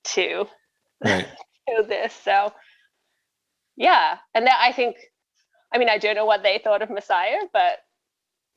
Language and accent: English; Brisbane, Queensland, Australia; moved away as an adult; now in Southern Ontario, Canada; I grew up in Brisbane, Australia, so northern states, tropical, and I moved here 7 years ago when I married Craig Wilson